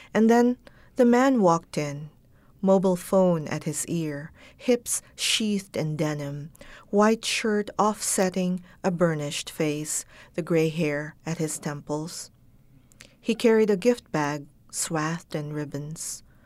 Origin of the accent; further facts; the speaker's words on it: Baguio, Cordillera Administrative Region, Philippines; first language Ilocano, Tagalog and English; moved away; I learned Ilocano, which is wh-, what we speak up north in Baguio.